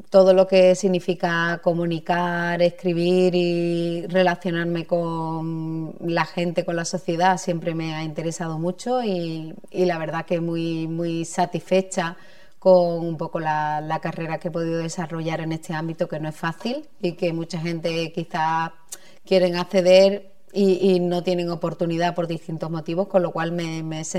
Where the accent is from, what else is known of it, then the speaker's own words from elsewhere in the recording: Moguer, Andalusia, Spain; soy de Moguer